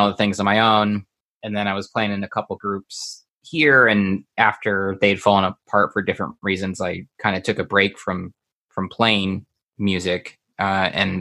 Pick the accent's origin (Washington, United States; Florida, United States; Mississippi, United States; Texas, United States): Texas, United States; Houston; growing up outside of Houston, and we were on like the outskirts